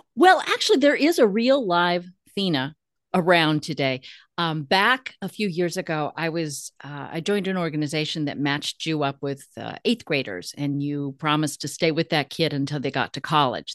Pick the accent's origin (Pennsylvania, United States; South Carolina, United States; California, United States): California, United States; as a Californian